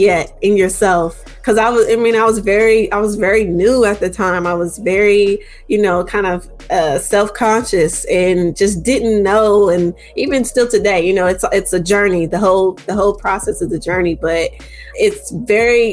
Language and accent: English; Charleston, West Virginia, United States; I grew up in Charleston, West Virginia